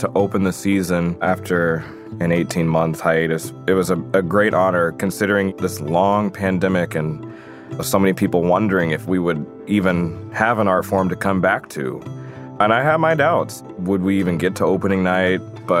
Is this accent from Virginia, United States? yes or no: yes; Virginia, United States; I grew up in Virginia singing in a Pentecostal church